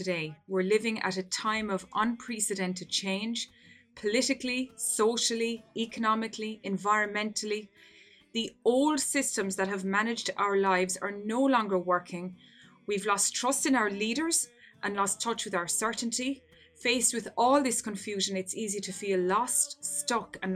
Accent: Ireland; my home country here in Wexford in Ireland

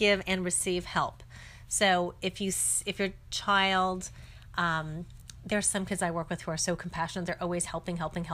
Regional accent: San Francisco, California, United States; I grew up in San Francisco

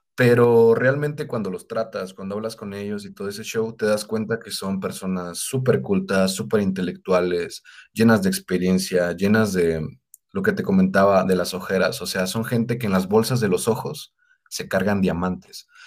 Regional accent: Pátzcuaro, Michoacán, Mexico; yo soy de Patscuaro

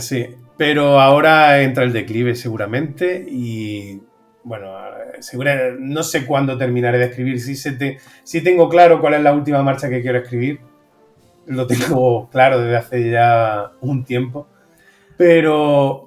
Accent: Úbeda, Andalusia, Spain; La hago todos los años en Úbeda y muy contento de, poder hacerla en mi tierra

